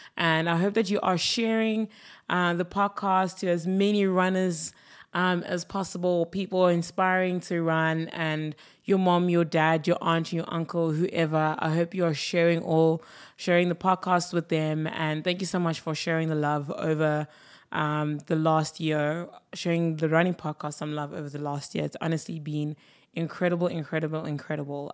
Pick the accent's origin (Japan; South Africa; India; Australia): South Africa; as a South African